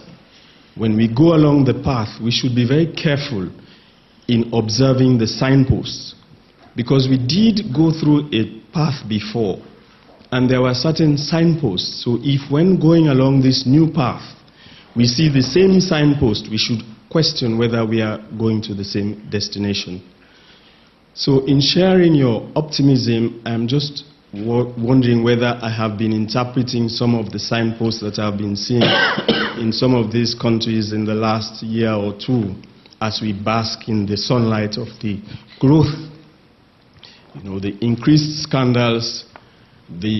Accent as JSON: {"language": "English", "country": "Sierra Leone", "said": "I'm from Sierra Leone and an independent consultant"}